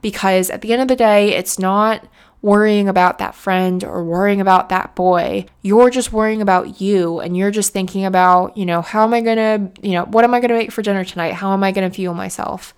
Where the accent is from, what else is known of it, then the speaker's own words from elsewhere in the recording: United States; moved away as an adult; now in United Kingdom; being an American in the U K